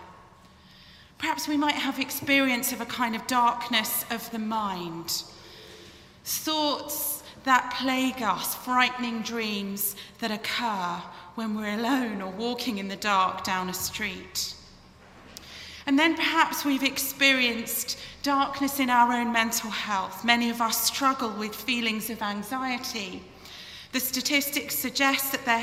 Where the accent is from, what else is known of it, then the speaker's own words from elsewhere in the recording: England, United Kingdom; moved away; You can probably tell from my accent that I hail from the United Kingdom